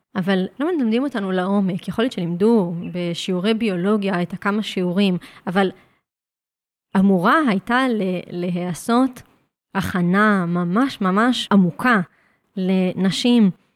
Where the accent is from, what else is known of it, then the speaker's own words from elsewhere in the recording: Jerusalem, Jerusalem District, Israel; גדלתי בתוך סטודיו להתאמנות מכשירים. להורים שלי יש סטודיו מאוד מאוד ותיק שנקרא פליק פלאק. Uh, כבר יותר מ-30 שנה בירושלים